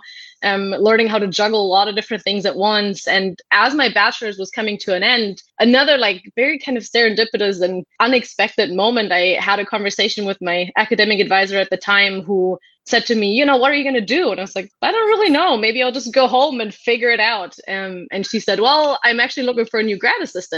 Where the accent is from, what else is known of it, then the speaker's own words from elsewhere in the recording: Germany; moved away as an adult; now in Mountain View, United States; I was born and raised in Germany, and that's where all my family still is.